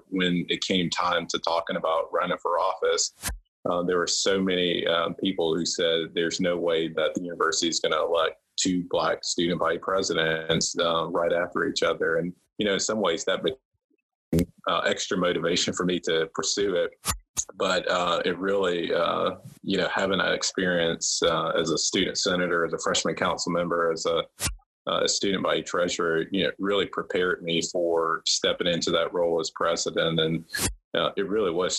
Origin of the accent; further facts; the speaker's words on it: Clemson, South Carolina, United States; I grew up in Clemson, South Carolina. I grew up in Tiger territory and spent the first 18 of my years of my life as a Tiger fan